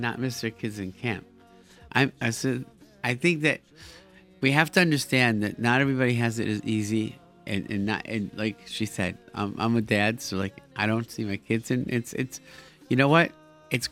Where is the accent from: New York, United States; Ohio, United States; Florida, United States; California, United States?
New York, United States; Rochester; now in Brooklyn, United States; growing up in Rochester, where I grew up